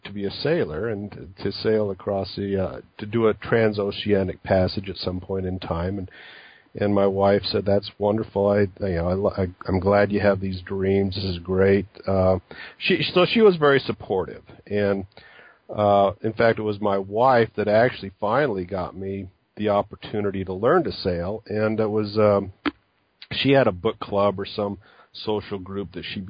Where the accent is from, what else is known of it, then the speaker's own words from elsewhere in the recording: Utah, United States; I grew up in Utah and a landlocked state